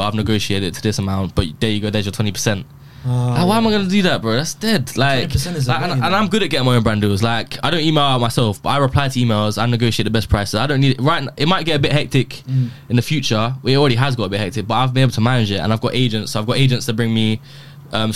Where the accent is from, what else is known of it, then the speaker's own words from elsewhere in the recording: Bedford, East of England, United Kingdom; I grew up in Bedford, where I live now.